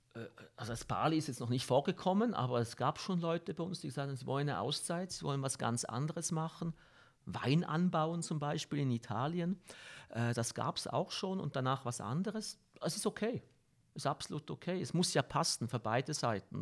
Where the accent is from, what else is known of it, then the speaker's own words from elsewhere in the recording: Switzerland; als Schweizer